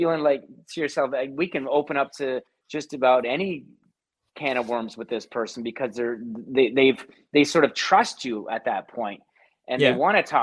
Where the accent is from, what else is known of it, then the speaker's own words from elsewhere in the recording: Hamilton, Ontario, Canada; moved away as an adult; also born or lived in Toronto; I'm from Hamilton, as you know, originally, but when I made the move to Toronto for my job